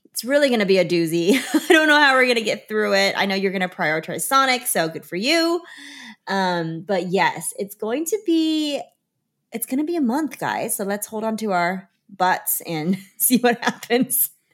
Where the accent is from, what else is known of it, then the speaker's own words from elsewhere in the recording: Chengdu, Sichuan, China; now in United States; I stayed the right amount of time here in my hometown